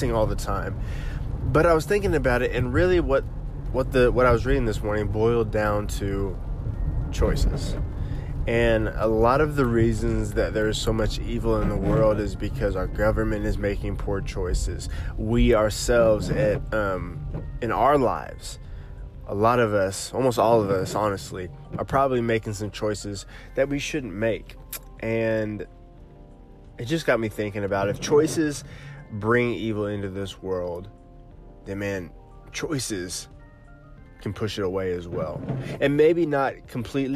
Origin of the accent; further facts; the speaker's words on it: Oklahoma, United States; moved away; moved back to my home state of Oklahoma